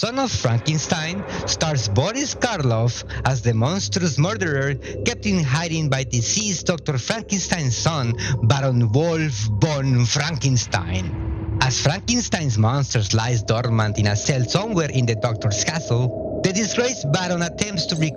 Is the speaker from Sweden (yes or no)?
no; Mexico; I was born and raised in Mexico